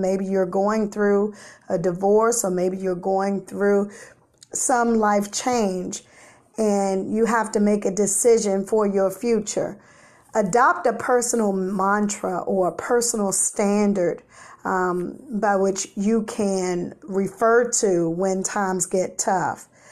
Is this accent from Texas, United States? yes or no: no; Washington, District of Columbia, United States; Growing up in the South Side of Washington, D C, yes, the Chesapeake part of the city